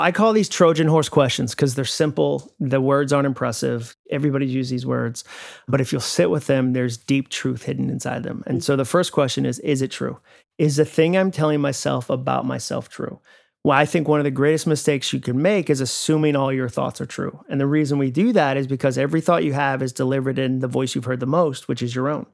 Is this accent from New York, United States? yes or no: no; Massachusetts, United States; moved away as an adult; now in Franklin, Tennessee, United States; I grew up in Massachusetts. My family moved up there when I was six, so my formative years were in New England.